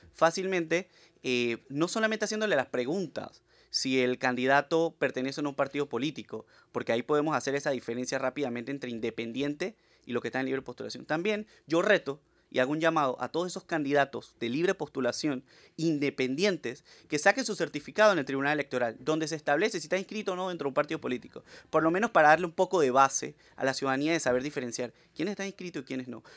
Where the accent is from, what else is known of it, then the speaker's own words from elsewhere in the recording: San Miguelito, Panama; vengo del distrito de San Miguelito, un distrito que tiene mucha gente profesional, olvidado